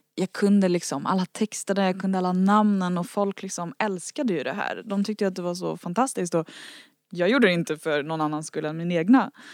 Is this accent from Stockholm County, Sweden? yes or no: yes; Värmdö, Stockholm County, Sweden; ute långt ut på Värmdö där jag växte upp